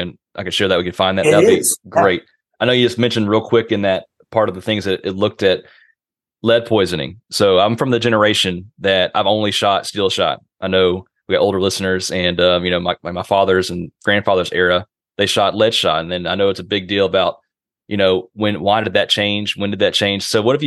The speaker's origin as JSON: {"language": "English", "town": "Shreveport", "region": "Louisiana", "country": "United States", "said": "so I'm originally from Shreveport, Louisiana, on this podcast doing this model duck miniseries."}